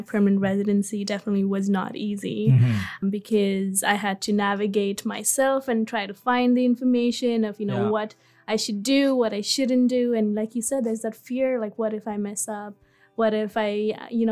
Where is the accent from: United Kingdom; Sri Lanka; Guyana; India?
India; moved away as an adult; also born or lived in Dubai; now in Newfoundland, Canada; I am originally from India, where I grew up until I was 18